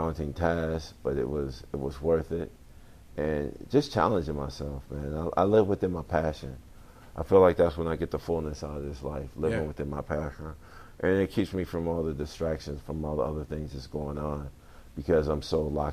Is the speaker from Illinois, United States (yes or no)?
yes; Chicago, Illinois, United States; moved away; I come from the South Side of Chicago, Roseland.